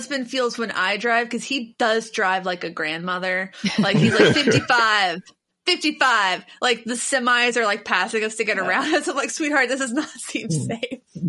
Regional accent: Cincinnati, Ohio, United States; moved away; I'm from Cincinnati.

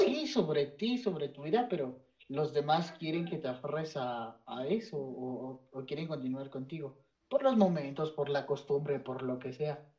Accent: Mexico; desde nuestras raíces prehispánicas

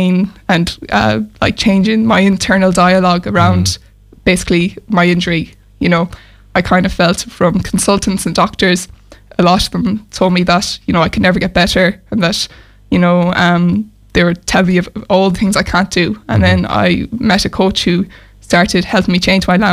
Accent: Mayo, Connacht, Ireland; now in Galway, Ireland; So I'm from Mayo, based in Galway at the moment.

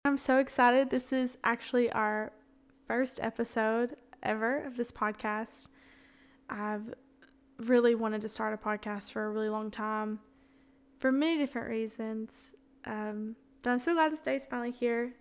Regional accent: the South, United States; accent: Southern; also born or lived in Florence, Alabama; I'm born and raised in the South

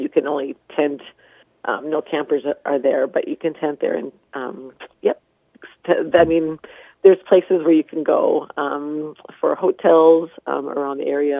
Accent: Moorhead, Minnesota, United States; moved away as an adult; now in Cavalier, United States; I am not from here. I'm from Moorhead, Minnesota.

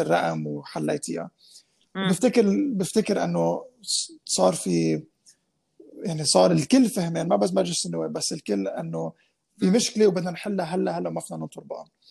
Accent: Lebanon

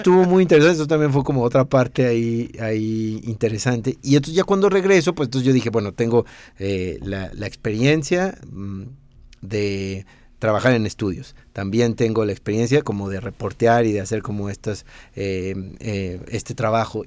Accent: Mexico; accent: Mexican; also born or lived in Italy; mi acento mexicano

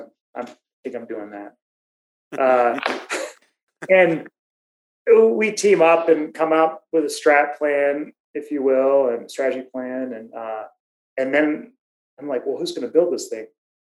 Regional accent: Fayetteville, North Carolina, United States; I'm from Fayetteville, North Carolina. I come from a military family.

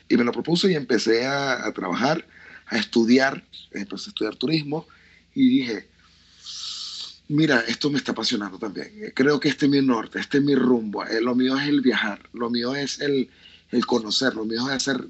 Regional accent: Venezuela

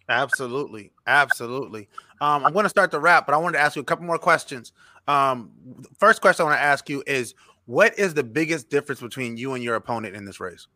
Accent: North Charleston, South Carolina, United States; I'm from North Charleston, so I have a, a great affinity for the city of North Charleston

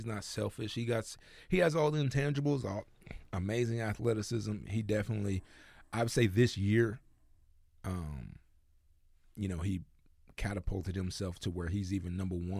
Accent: United States; Whereas American guys, we look around like, man, I ain't trying to be in Milwaukee.

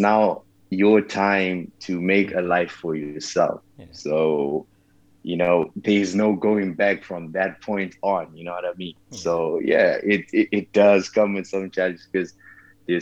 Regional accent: Zimbabwe; moved away as an adult; also born or lived in Malaysia; I was born and raised in Zimbabwe

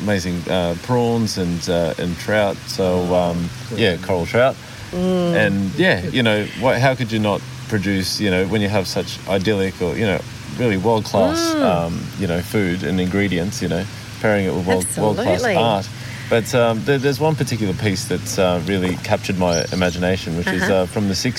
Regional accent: El Salvador; now in Queensland, Australia; I was born in El Salvador

